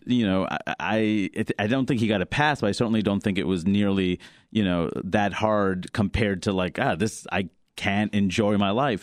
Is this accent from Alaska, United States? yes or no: no; New York City, New York, United States; growing up in Queens, New York